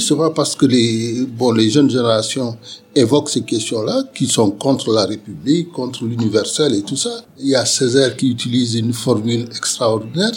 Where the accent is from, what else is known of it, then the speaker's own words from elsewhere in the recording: Senegal; moved away as an adult; now in Bordeaux, France; je suis originaire du Sénégal. Je suis arrivé à Bordeaux euh, en 1974.